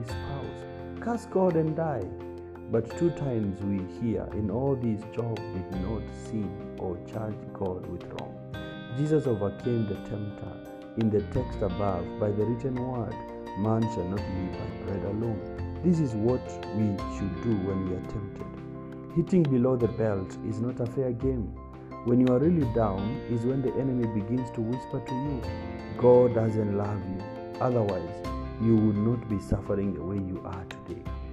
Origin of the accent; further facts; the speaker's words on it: Kitui County, Kenya; growing up in Kitui County, we would find dead snakes by the roadside